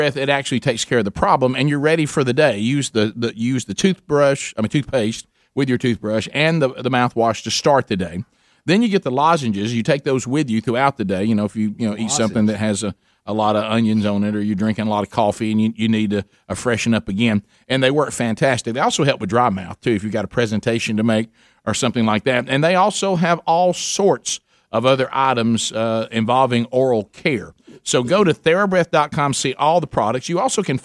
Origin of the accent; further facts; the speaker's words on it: United States; Where we grew up in Calhoun County